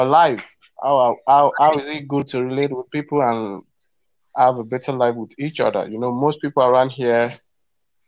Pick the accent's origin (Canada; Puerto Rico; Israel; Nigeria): Nigeria; Ekiti; I'm from Ekiti State.